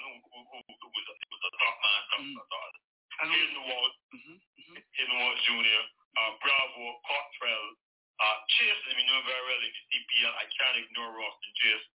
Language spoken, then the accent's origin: English; Barbados; now in Black Rock, Barbados; I live in Black Rock, but I'm from Grisette. Grisette is my hometown